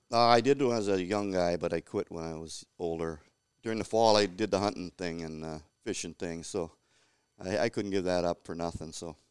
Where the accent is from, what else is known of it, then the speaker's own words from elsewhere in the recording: Cloquet, Minnesota, United States; growing up in Cloquet in the sixties, uh, was awesome